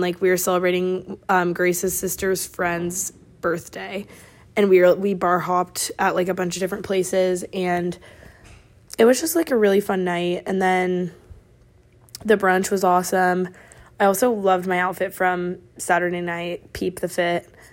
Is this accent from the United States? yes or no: yes; Oregon, United States; moved away as an adult; I'm from Oregon